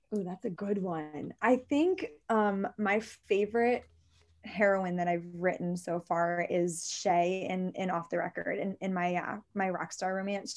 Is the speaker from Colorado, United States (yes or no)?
no; Maryland, United States; I'm from Maryland